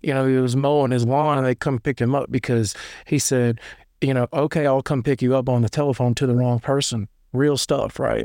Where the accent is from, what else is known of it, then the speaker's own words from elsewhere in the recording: Lebanon, Tennessee, United States; I'm from, like, Lebanon, Tennessee. It's, like, twenty minutes east of Nashville